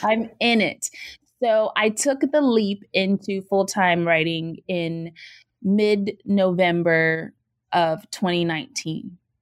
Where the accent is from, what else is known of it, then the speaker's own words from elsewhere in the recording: Virginia, United States; I use y'all a lot because I'm from Virginia